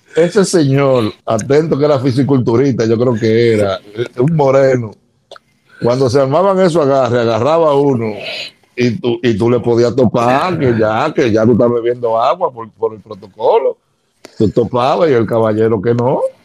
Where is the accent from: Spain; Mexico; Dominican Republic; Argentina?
Dominican Republic; Santo Domingo, Distrito Nacional; nace en Santo Domingo, en, el área de ensancho Sama, en una clínica de Altagracia queda en la sábana larga. Y me crié en el Sancho Sama